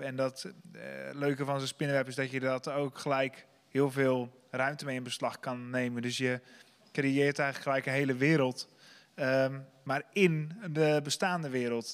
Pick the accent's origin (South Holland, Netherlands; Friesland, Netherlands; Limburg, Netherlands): South Holland, Netherlands; Sliedrecht; ik kom zelf uit Sliedrecht